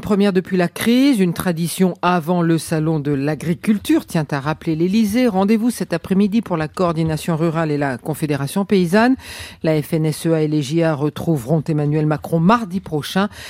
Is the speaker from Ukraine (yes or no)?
no; Mayenne, Pays de la Loire, France; chez nous en Mayenne